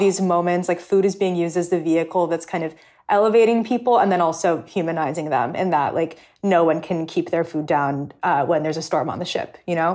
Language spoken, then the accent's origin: English; California, United States; now in New York, United States; I grew up in California